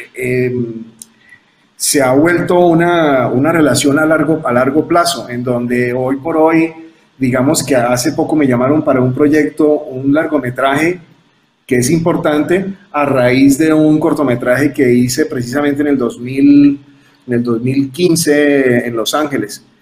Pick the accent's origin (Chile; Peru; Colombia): Colombia; Cali, Valle del Cauca; en la ciudad de Cali, que es donde yo nací